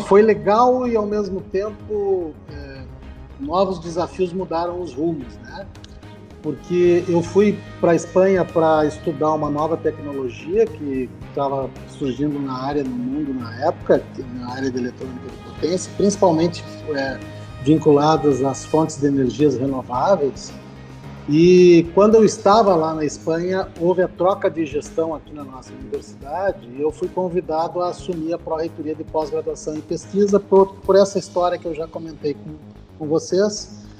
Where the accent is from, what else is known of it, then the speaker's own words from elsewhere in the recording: Santa Maria, Rio Grande do Sul, Brazil; moved away as an adult; also born or lived in Florianópolis / Uberlândia; nascido e criado em Santa Maria, é, saí para estudar, passei por Florianópolis